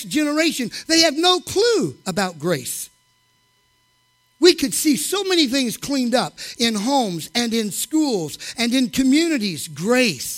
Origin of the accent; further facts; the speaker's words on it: the Bible Belt, United States; I grew up in the Bible Belt